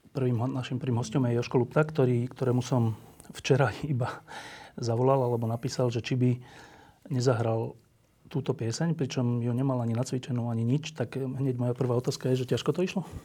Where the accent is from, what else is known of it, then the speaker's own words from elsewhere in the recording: Bratislava, Bratislava Region, Slovakia; ja som vyrastal v Petržalke